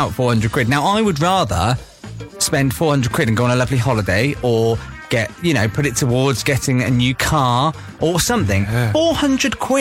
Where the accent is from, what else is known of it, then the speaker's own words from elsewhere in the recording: Newbury, South East England, United Kingdom; we are from Newbury